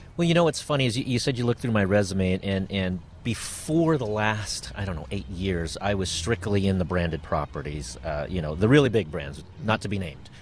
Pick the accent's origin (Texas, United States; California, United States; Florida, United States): California, United States; San Diego; I grew up in San Diego